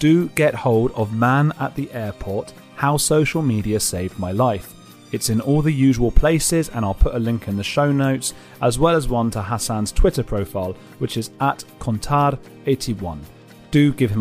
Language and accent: English; London, United Kingdom; I am from London